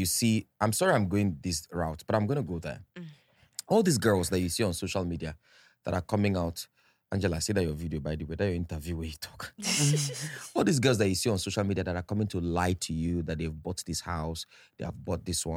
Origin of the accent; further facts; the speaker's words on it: Kaduna, Kaduna State, Nigeria; my street where I grew up in Kakuri, P5, Gura Street, Kakuri, Kaduna